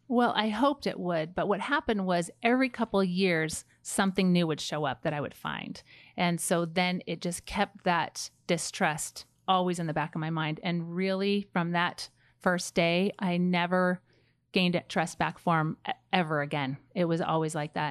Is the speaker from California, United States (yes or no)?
yes; Pleasanton, California, United States; moved away as an adult; also born or lived in Rexburg, Idaho; I grew up in Pleasanton, which is the Bay Area of California